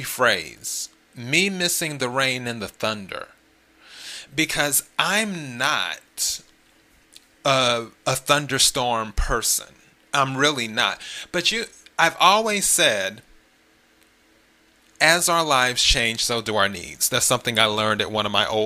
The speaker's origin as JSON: {"language": "English", "region": "the Carolinas", "country": "United States", "also_born_or_lived": "Los Angeles / Miami", "moved": "yes", "said": "originally, I'm from the Carolinas, so I'm a Carolina kid"}